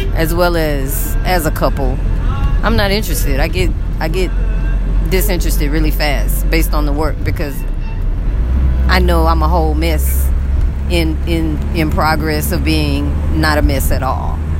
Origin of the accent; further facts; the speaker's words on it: United States; moved away as an adult; now in Egypt; it's very hard to function over here financially as an American.